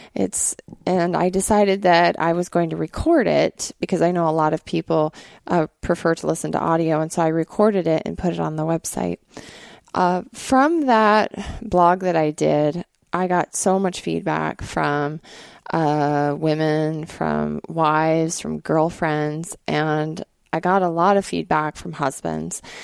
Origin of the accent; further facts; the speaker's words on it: Montana, United States; moved away; also born or lived in Alaska; growing up in Montana